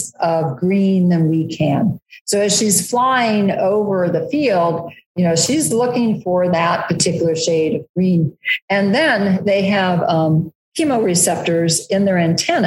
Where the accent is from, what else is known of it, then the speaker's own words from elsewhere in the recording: Ohio, United States; now in Kansas, United States; cornfields, like where I grew up in Ohio